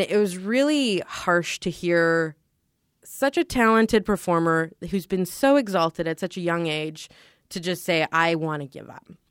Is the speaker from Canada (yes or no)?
yes; Canada; we're Canadian